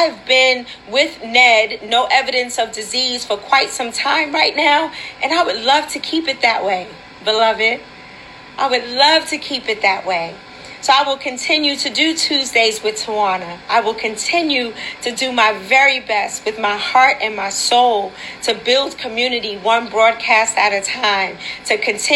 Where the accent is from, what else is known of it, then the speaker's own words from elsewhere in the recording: New York City, New York, United States; We were raised together in Wagner Projects